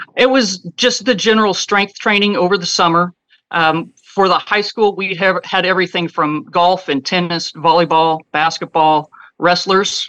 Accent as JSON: {"language": "English", "region": "Kansas", "country": "United States", "tie": "born or raised there", "moved": "as an adult", "said": "moved back to Kansas, my hometown"}